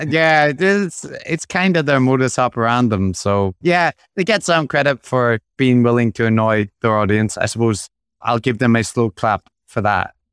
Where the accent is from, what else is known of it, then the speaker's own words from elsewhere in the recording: Belfast, Northern Ireland, United Kingdom; growing up in Belfast